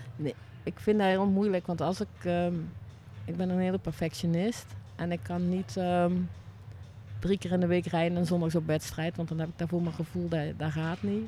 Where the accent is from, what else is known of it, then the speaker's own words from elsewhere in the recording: Ottersum, Limburg, Netherlands; Uit Ottersum, het is, wat is het, Noord-Limburg